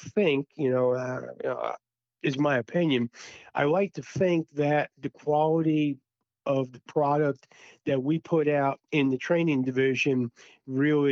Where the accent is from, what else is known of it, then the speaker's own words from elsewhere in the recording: Long Island, New York, United States; moved away as an adult; also born or lived in Fort Bragg, North Carolina / Durham, North Carolina / Cherry Hill, New Jersey / California; I'm from Long Island